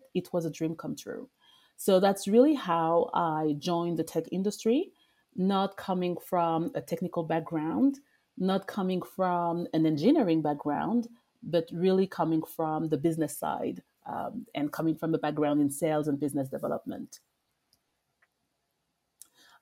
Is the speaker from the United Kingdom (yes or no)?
no; France; accent: French; English is a second language; moved away as an adult; also born or lived in Paris / Congo DRC (ancestry); now in United States; I was actually born and raised in France and I used to live in Paris